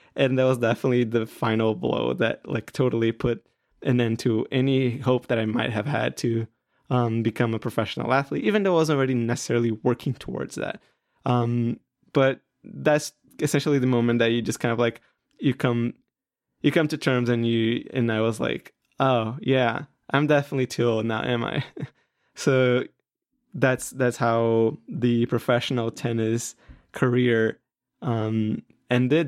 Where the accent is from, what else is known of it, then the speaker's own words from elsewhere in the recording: Brazil; I'm from Brazil.